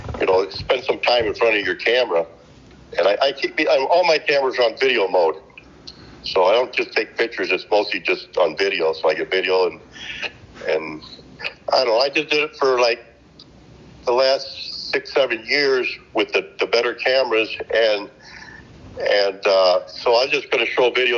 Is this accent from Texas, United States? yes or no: no; Northern Illinois, United States; I'm from Northern Illinois, and I'm a chiropractor up here by profession.